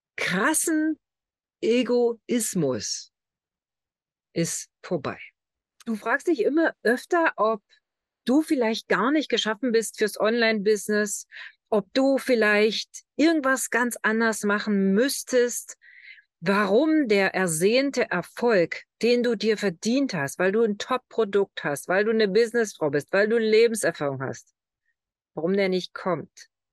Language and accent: German; Lusatia, Germany; accent: Lausitz-Slang; Letztlich kommen wir beide aus der Lausitz. Also von unseren Wurzeln her.